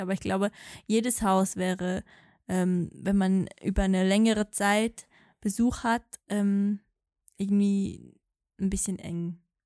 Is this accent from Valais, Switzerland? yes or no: yes; Valais, Switzerland; accent: Walliserdeutsch; mit meinem normalen Dialekt dann Walliserdeutsch sprechen